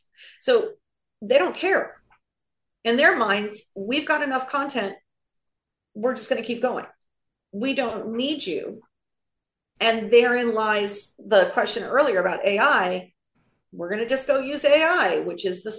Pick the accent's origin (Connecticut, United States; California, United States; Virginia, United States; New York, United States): California, United States; I'm a Californian